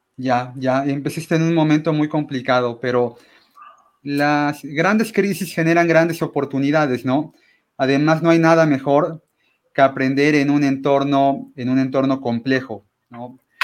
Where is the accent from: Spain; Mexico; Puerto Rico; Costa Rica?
Mexico; los mexicanos podamos